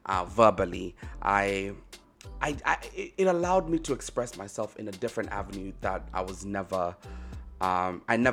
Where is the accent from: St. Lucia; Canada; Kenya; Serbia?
Kenya; now in United States; I'm based in the States. I'm originally Kenyan, actually. But I live in the States